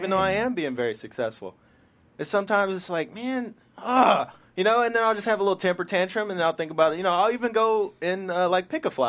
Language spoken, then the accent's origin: English; Indiana, United States; I mean, I'm from Indiana, so everybody right. loved his plays.